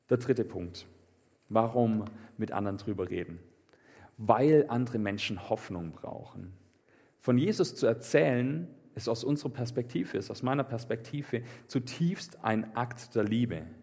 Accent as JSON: {"language": "German", "town": "Meßstetten", "region": "Baden-Württemberg", "country": "Germany", "said": "Ich komme aus Messstätten und da sind die auch immer rumgelaufen."}